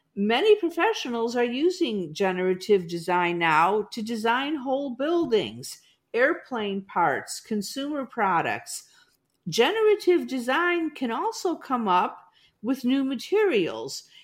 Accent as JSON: {"language": "English", "area": "Chicago suburbs", "region": "Illinois", "country": "United States", "tie": "born or raised there", "also_born_or_lived": "Iowa", "moved": "as an adult", "lives_now": "Overland Park, Kansas, United States", "said": "I grew up in the Chicago suburbs"}